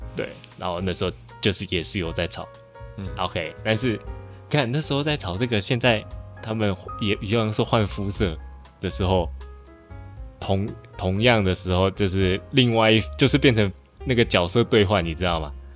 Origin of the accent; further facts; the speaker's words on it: Malaysia; 在马来西亚，也就是我们登记户口名簿的时候